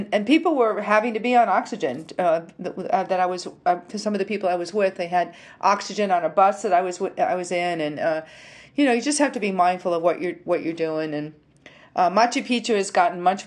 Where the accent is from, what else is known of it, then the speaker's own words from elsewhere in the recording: upstate New York, United States; moved away as an adult; now in Nashville, United States; I grew up in a small town in upstate New York